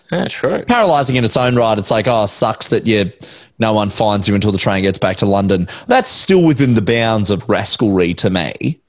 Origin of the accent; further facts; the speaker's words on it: Brisbane, Queensland, Australia; until I was 5 years old, I was born and raised in East Brisbane in Heidelberg Street, which is right off Wynnum Road.